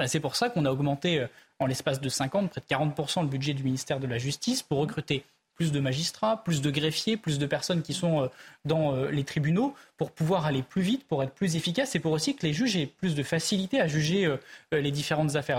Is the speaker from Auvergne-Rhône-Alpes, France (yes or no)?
yes; Ardèche, Auvergne-Rhône-Alpes, France; j'ai grandi en Ardèche